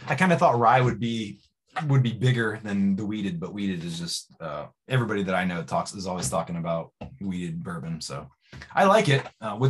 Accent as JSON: {"language": "English", "region": "Indiana", "country": "United States", "said": "I'm from Indiana"}